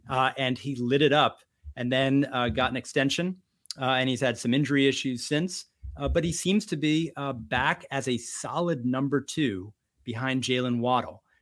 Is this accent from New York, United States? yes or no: yes; New York City, New York, United States; double thundering is is what we say when I was raised in New York City.